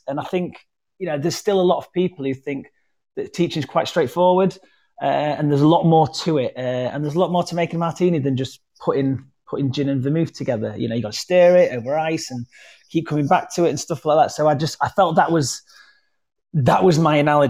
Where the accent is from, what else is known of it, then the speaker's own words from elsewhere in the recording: Wakefield, Yorkshire and the Humber, United Kingdom; accent: West Yorkshire; I'm from Wakefield, which is... kind of like Leeds without all the stuff.